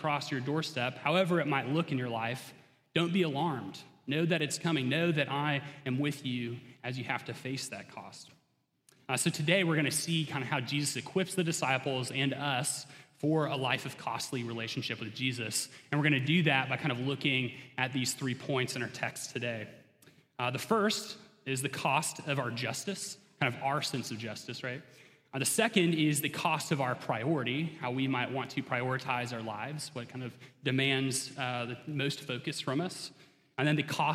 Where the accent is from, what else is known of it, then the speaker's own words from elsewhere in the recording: suburb of Atlanta, Georgia, United States; accent: southern; moved away; I have a bit of a southern accent. Especially comes out if I really try and slow down and pronounce my words. And that's because I grew up in Georgia, right outside of Atlanta in a little suburb there